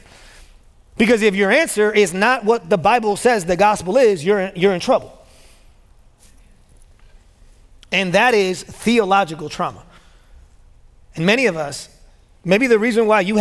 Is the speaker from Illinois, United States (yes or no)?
yes; Chicago, Illinois, United States; moved away as an adult; now in Memphis, United States; I was born and raised in Chicago